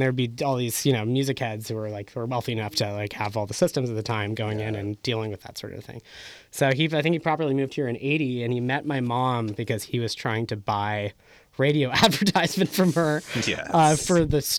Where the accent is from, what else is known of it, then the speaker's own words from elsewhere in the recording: San Francisco, California, United States; And then I grew up in the Sunset District.